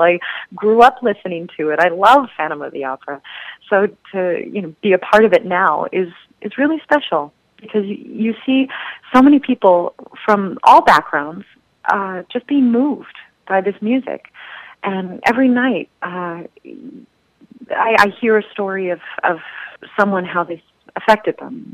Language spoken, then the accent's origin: English; Southern California, United States; I was born and raised in Southern California.